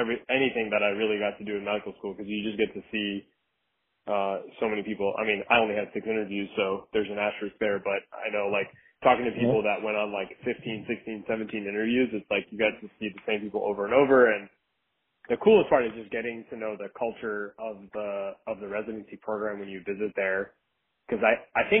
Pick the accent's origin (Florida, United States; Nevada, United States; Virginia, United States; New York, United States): Florida, United States; South; also born or lived in Gainesville; I grew up in South Florida